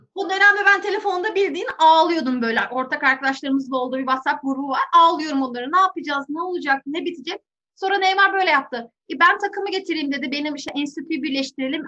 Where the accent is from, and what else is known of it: Turkey